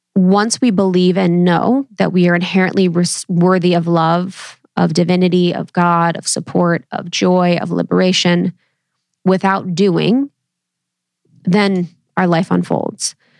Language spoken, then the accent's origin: English; Ohio, United States; I come from Ohio, baby, Midwest, roots through and through